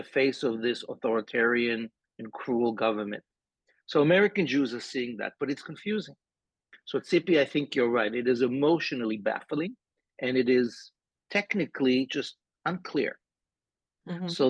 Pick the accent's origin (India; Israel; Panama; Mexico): Israel; moved away as an adult; now in New York, United States; So I grew up in Israel in the 70s and in the 80s.